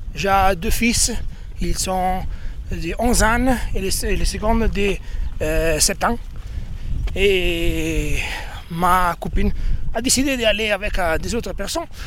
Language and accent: French; Rovigo, Veneto, Italy; French is a second language; en Italie, je viens de Rovigo. Rovigo, c'est une ville très petite.